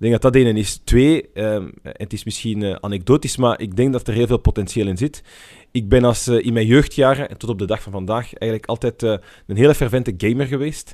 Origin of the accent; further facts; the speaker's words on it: Brussels, Brussels-Capital Region, Belgium; ik ben in Brussel opgegroeid